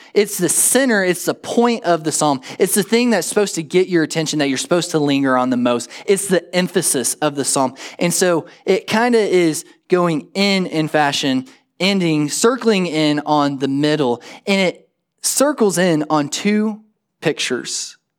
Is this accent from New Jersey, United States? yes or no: no; Perryton, Texas, United States; From Perryton, the town that I grew up in the Panhandle, there's two roads in, there's two roads out.